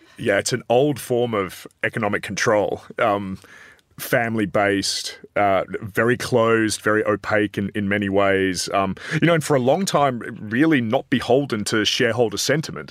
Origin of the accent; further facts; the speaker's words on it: Adelaide, South Australia, Australia; I'm from Adelaide